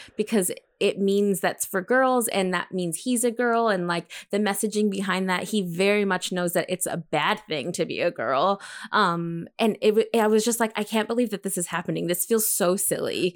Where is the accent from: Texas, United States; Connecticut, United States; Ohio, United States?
Texas, United States; El Paso; my hometown of El Paso, Texas